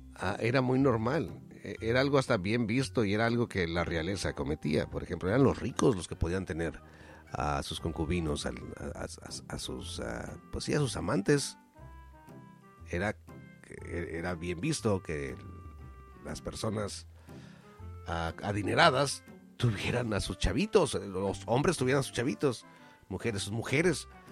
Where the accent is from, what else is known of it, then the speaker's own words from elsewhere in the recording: Mexico; yo como mexicano